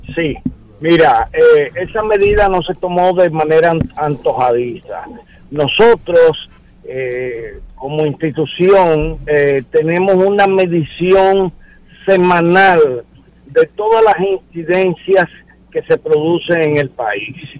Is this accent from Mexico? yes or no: no; Dominican Republic; Somos dominicanos, somos ciudadanos